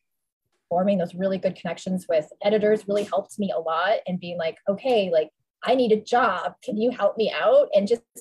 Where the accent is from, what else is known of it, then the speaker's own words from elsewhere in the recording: Toronto, Ontario, Canada; moved away; also born or lived in New York; So I'm from Toronto originally.